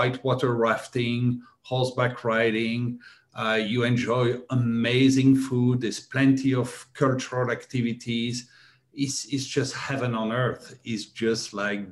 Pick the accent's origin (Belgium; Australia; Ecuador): Belgium; moved away as an adult; also born or lived in Thailand; I was born and raised in Europe, in Belgium